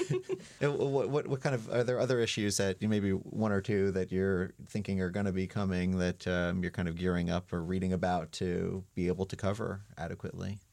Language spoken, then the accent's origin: English; New York, United States; moved away as an adult; I'm, I'm from New York